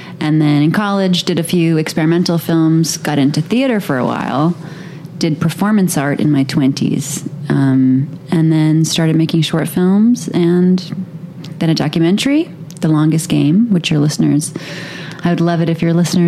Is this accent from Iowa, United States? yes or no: no; Manhattan, New York, United States; NYC. It was really normal for me. Manhattan in the 80s, it was really, in the 90s, it was really dangerous.